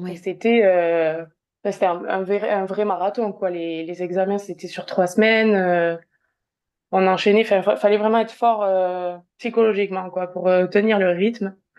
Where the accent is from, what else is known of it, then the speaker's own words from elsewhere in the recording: south-west France, France; also born or lived in Liège, Belgium / Bordeaux; je suis originaire euh, du sud-ouest de la France. Euh, j'habite euh, tout près d'Agen